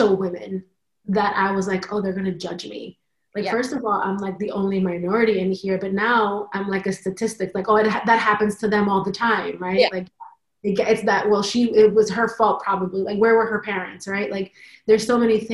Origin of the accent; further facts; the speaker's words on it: New York, United States; I was born here in New York